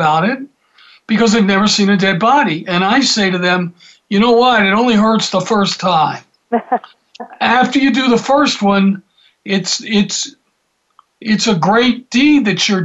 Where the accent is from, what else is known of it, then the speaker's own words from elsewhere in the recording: Atlanta, Georgia, United States; when I was growing up in Atlanta